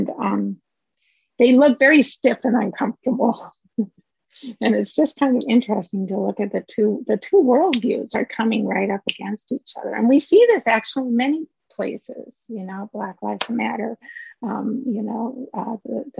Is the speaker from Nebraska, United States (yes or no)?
no; Minnesota, United States; I'm from Minnesota